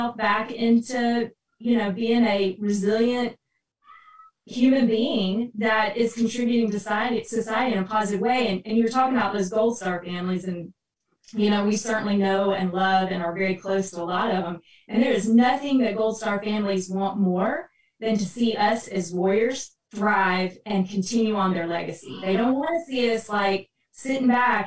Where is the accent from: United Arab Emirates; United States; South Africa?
United States; Texas; moved away as an adult; now in Kalamazoo, United States; I'm native Texan